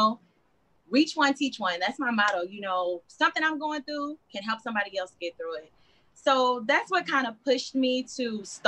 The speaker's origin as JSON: {"language": "English", "region": "Texas", "country": "United States", "moved": "as an adult", "lives_now": "Colorado Springs, United States", "said": "I'm from Texas. I'm in the military, so I'm stationed here"}